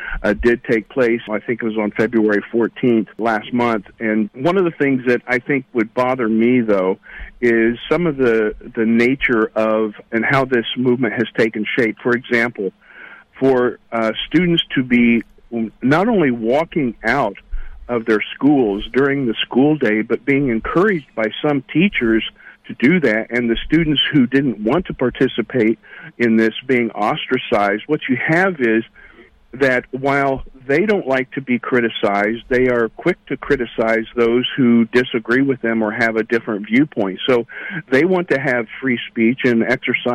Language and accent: English; South Central Indiana, United States; I grew up here in the Midwest in South Central Indiana